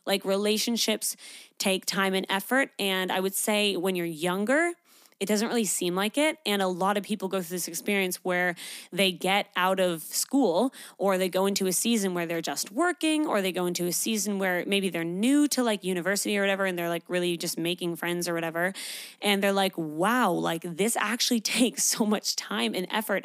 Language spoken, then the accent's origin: English; Canada; moved away as an adult; now in Australia; I grew up in Canada.